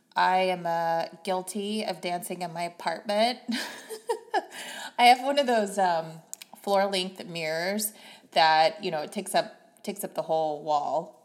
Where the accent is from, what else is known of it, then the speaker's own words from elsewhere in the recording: Missouri, United States; moved away; growing up in the Bible Belt in Missouri